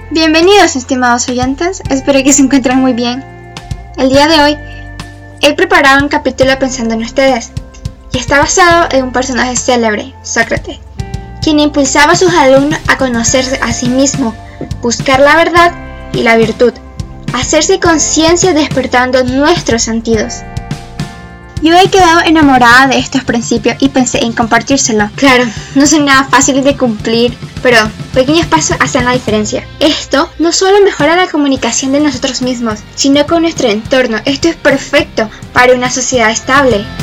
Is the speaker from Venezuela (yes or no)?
no; Managua, Nicaragua; born there; tengo 14 años, nací en Managua, Nicaragua el 1 de noviembre.